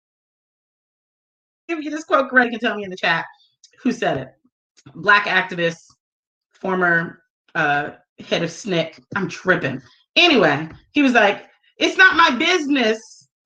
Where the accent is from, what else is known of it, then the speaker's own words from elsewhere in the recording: United States; moved away as an adult; I grew up in the U.S. I was born in the United States. I was raised in the United States